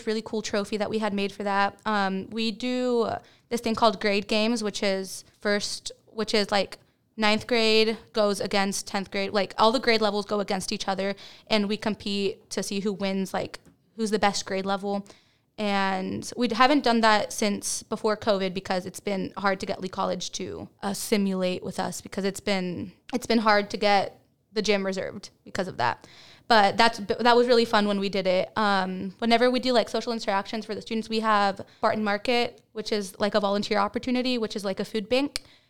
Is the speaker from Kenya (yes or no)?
no; Dominican Republic; also born or lived in Dallas area; now in Baytown, United States; I am not from Baytown. I'm from Dominican Republic, and then I lived in the Dallas area, and then I came to Baytown.